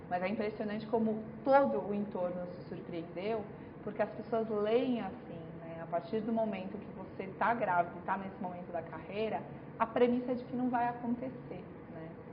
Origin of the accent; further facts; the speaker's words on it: Franca, São Paulo, Brazil; moved away as an adult; now in São Paulo, Brazil; Eu sou de Franca